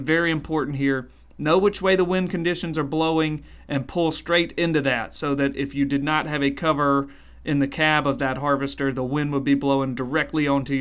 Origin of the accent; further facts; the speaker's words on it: Mississippi Delta, United States; I'm from the Mississippi Delta, so I say picker when I mean harvester